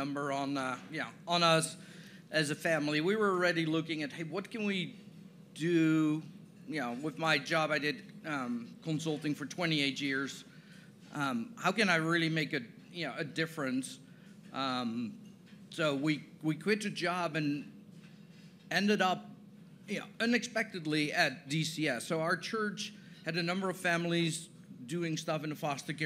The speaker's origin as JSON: {"language": "English", "country": "Netherlands", "tie": "born or raised there", "also_born_or_lived": "San Diego / Chicago", "moved": "as an adult", "lives_now": "Tennessee, United States", "said": "I didn't grow up in Tennessee, so I grew up in the Netherlands, born and raised there."}